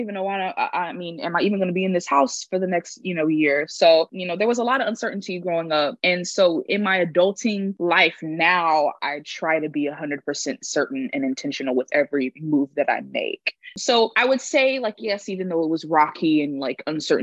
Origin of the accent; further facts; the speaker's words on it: Houston, Texas, United States; I am from Houston, Texas, straight up H-Town